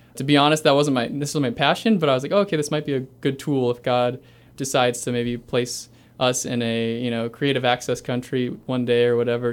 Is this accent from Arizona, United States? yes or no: no; Carlisle, Ohio, United States; also born or lived in Cleveland, Ohio; I grew up in a little town called Carlisle, Ohio. I was born near Cleveland and then moved to Carlisle. I was there pretty much my whole life